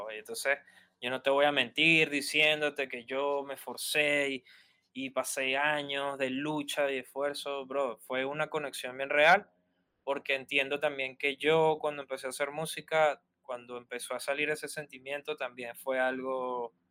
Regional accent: Barquisimeto, Lara, Venezuela; yo tenía que ir de mi ciudad en Barquisimeto, a ocho horas en Caracas para conectar con el graffiti de Caracas

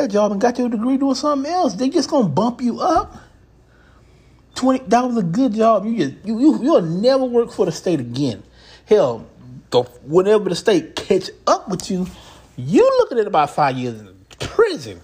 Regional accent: Houston, Texas, United States; I'm from Houston. I live in Houston

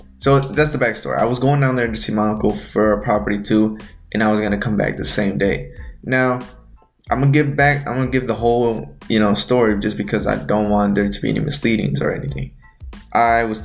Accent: Texas, United States; I was born here in the United States, but my family is originally from Mexico.

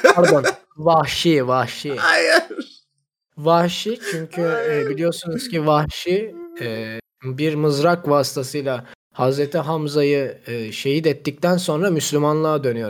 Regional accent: Zonguldak, Turkey

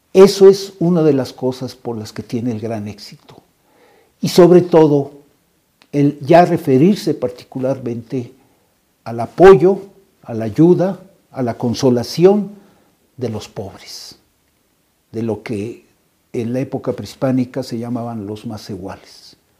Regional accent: Mexico; nuestra identidad como mexicanos

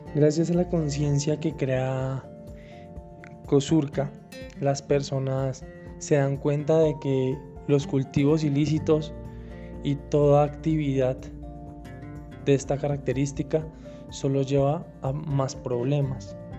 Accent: Colombia

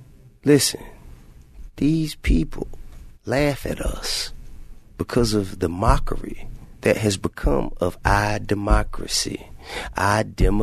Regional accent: Atlanta, Georgia, United States

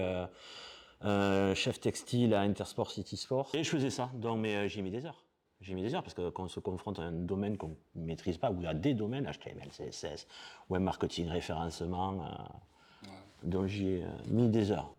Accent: Perpignan, Occitania, France; j'ai 47 ans, je suis de Perpignan

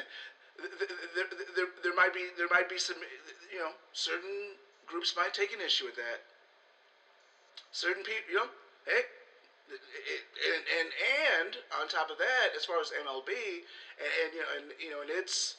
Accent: Chicago, Illinois, United States; I'm from Chicago

